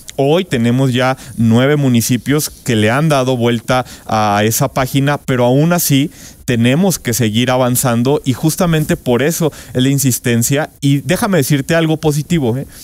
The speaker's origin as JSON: {"language": "Spanish", "town": "Irapuato", "region": "Guanajuato", "country": "Mexico", "said": "yo soy de Irapuato"}